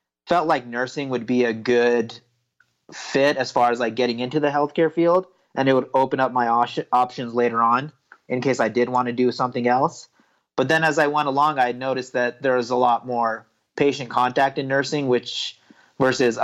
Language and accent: English; Sparks, Nevada, United States; moved away as an adult; also born or lived in India; I grew up in Sparks, right outside of Reno.